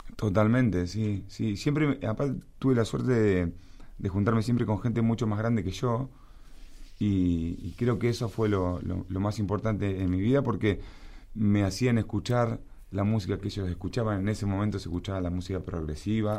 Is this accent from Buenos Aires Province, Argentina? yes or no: yes; La Plata, Buenos Aires Province, Argentina; en mi ciudad, en La Plata, este, mis abuelos tanos, casa grande